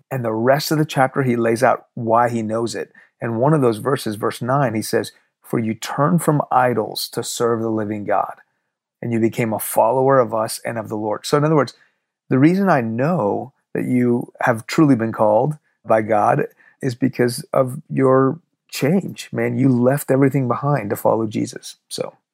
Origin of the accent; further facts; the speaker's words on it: Houston, Texas, United States; first language Farsi; English is a second language; also born or lived in Iran; I was born in Houston, but when I was two, we moved to Iran. When I was six, the revolution hit and we moved back.